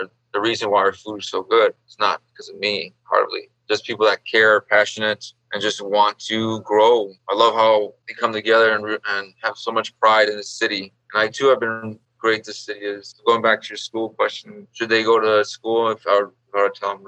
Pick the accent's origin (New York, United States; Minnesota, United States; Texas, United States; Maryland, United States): Texas, United States; Eagle Pass; moved away as an adult; also born or lived in Austin, Texas; now in Chicago, United States; I grew up in Texas, south border, or border town by the south called Eagle Pass. Grew up in Texas for about 18 years before moving to Chicago.